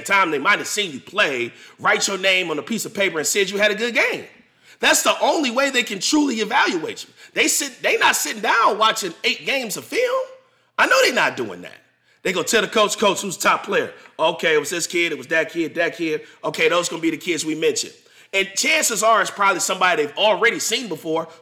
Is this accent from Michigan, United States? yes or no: yes; Michigan, United States; I'm not from Indiana. I'm from Michigan.